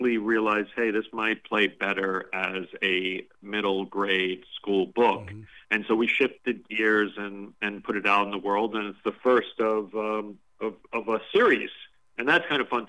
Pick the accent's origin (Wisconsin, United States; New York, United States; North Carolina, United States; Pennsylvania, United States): New York, United States; New York City; when I was a kid growing up in Coney Island